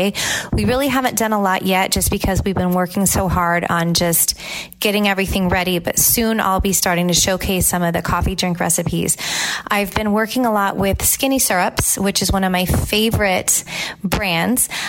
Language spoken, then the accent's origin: English; California, United States; now in Tampa, United States; Growing up in California, farmers markets were always a big part of my life